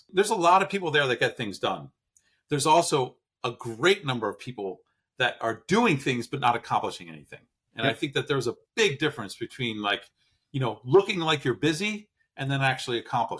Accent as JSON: {"language": "English", "region": "outside New York City", "country": "United States", "tie": "born or raised there", "also_born_or_lived": "Jersey Shore / Washington, D.C. / San Diego", "moved": "yes", "lives_now": "Hilton Head, United States", "said": "I grew up outside of New York City. You know, even though I lived in the Jersey Shore for a while, you know, everything is, there's constant commitment, constant like go, go, go."}